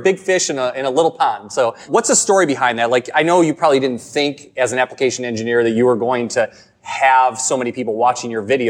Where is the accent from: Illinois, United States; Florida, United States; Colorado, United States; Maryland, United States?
Illinois, United States; Chicago; we're from Chicago